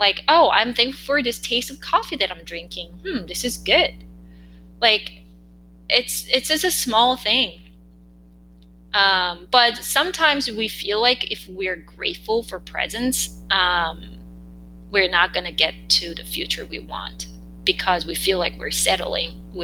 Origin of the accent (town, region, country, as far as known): South Korea; English is a second language